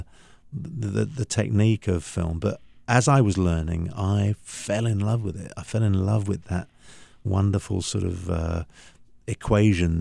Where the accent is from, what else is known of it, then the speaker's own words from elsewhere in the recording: London, United Kingdom; moved away; I grew up born and raised, you know, born, bred and buttered in London, in the UK, and that was home for many, many years.